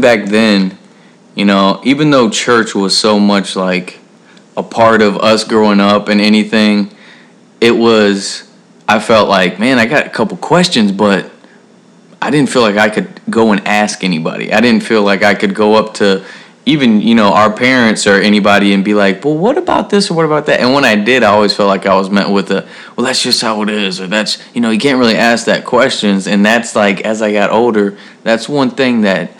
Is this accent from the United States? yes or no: yes; Texas, United States; I grew up in Texas